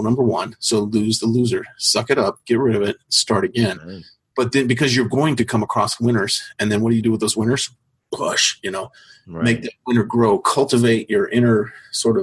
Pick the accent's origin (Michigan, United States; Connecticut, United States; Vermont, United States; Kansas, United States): Kansas, United States; Topeka; moved away; also born or lived in Arizona; I was born in Topeka, Kansas